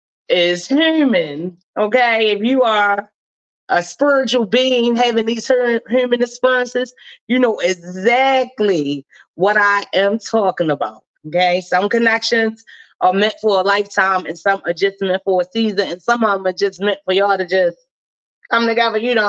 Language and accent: English; Baltimore, Maryland, United States; I'm born and raised in Baltimore City